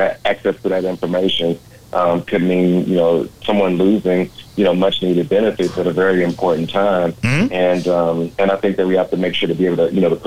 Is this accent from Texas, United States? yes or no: yes; Dallas, Texas, United States; a lifelong resident, you know, in Dallas and growing up in the Oak Cliff area